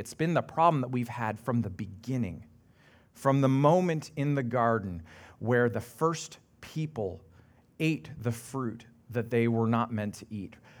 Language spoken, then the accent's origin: English; Canada; being very Canadian